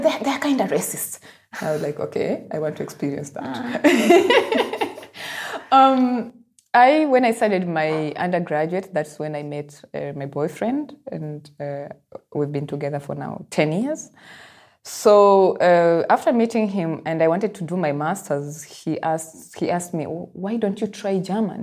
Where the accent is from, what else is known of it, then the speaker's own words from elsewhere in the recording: Nairobi, Kenya; I am from Nairobi